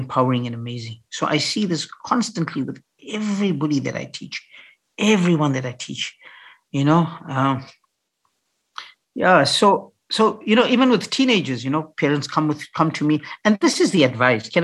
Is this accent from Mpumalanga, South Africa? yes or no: yes; Piet Retief, Mpumalanga, South Africa; when I grew up in Pietretief, a little farm, little dorp in the Eastern Transvaal, I grew up there